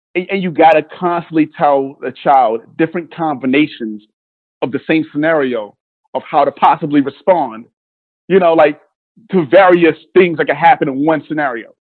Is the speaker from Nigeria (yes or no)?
yes; Nigeria; now in United States; I'm Nigerian